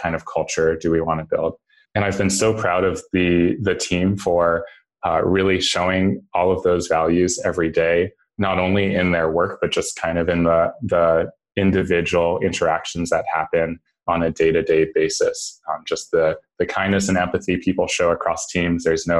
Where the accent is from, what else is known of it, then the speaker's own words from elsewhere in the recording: New York City, New York, United States; And as background, I grew up in New York City. I was in middle school on 9/11.